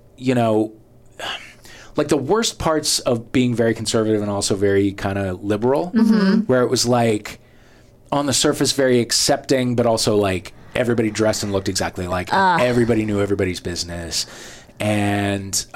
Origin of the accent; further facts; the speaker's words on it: St. Louis, Missouri, United States; moved away as an adult; also born or lived in Worcester, Massachusetts; I came from St. Louis to Massachusetts